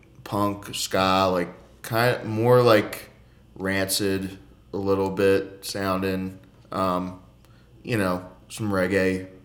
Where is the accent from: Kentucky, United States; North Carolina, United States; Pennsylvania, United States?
Pennsylvania, United States; Philadelphia; I'm from Philly.